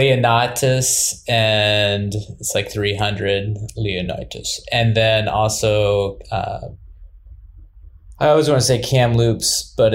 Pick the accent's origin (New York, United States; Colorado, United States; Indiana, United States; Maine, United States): Indiana, United States; Indianapolis; I was born in Indianapolis and grew up there, actually.